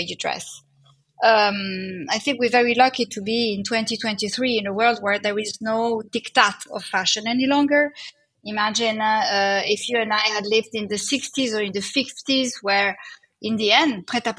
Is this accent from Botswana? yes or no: no; Netherlands; moved away; also born or lived in Italy; I was brought up in Holland, so that's why I'm also Nordic in my DNA